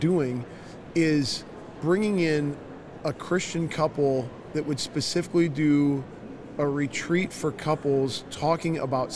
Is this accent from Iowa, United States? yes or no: yes; Northeast Iowa, United States; We're from Northeast Iowa in the Big Ten